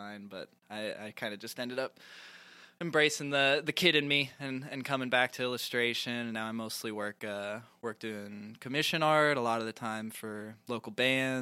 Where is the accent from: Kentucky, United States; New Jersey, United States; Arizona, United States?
Kentucky, United States; Louisville; also born or lived in Lexington, Kentucky; I was born and raised in Louisville, Kentucky